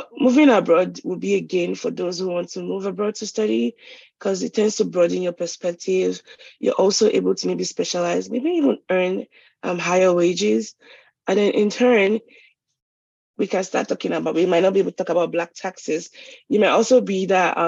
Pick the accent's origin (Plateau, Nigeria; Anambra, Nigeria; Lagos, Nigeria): Lagos, Nigeria; moved away as an adult; I was brought up in Lagos